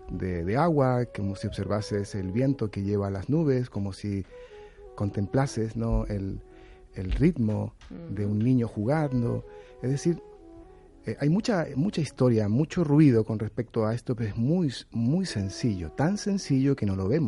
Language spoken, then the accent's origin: Spanish; Chile; Y a mí como chileno mental me ha